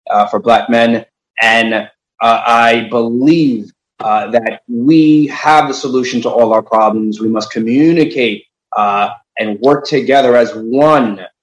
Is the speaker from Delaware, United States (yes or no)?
no; Elmont, New York, United States; also born or lived in Jamaica, Queens; I, I uh, was raised in Elmont. I was born in Jamaica, Queens. Mm-hmm. Uh, my, my parents are immigrants uh, from Haiti.